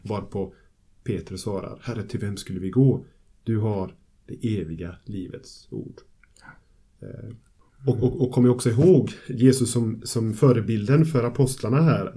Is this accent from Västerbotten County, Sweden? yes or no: no; Gothenburg, Västra Götaland, Sweden; Jag kommer från Göteborg och Immanuelförsamlingen, församlingsfakulteten där jag arbetar